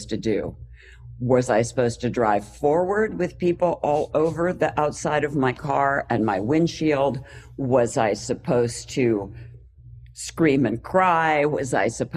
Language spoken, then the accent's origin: English; Pennsylvania, United States; moved away as an adult; now in Los Angeles, United States; because I'm from Pennsylvania, which is, you know, the snow and slush center of the world.